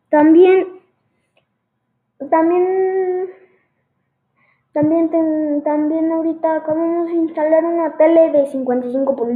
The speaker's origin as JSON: {"language": "Spanish", "region": "State of Mexico", "country": "Mexico", "lives_now": "León, Mexico", "said": "no soy de León, no, las, no nací en León, soy de México, del Estado de México, eh, pero mm, por temas de, mi de trabajo, mi papá nos tuvimos que mudar, llevo un año viviendo aquí"}